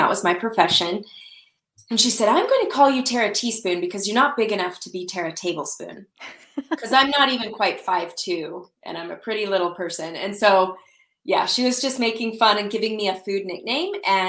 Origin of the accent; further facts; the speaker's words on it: Salt Lake City, Utah, United States; also born or lived in Saudi Arabia / Arizona; I grew up in Salt Lake City, Utah, and we lived all over. My family lived overseas in Saudi Arabia for a few years when I was little, and then moved back to the States, to Utah.